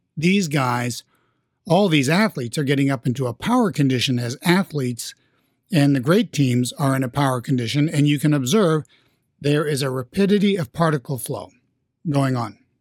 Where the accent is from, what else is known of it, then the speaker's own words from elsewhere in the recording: New York, United States; I'm from New York